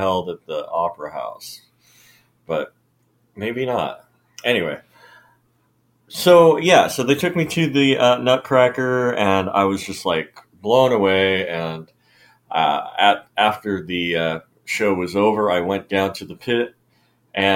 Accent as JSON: {"language": "English", "town": "Snohomish", "region": "Washington", "country": "United States", "tie": "born or raised there", "said": "I grew up in Snohomish, Washington"}